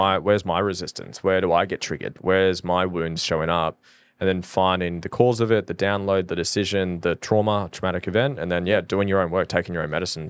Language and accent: English; Norfolk Island; now in Australia; I'm from Norfolk Island